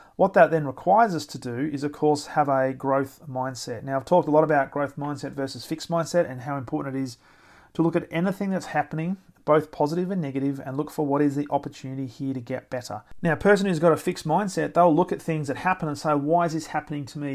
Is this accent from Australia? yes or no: yes; Australia; being an Australian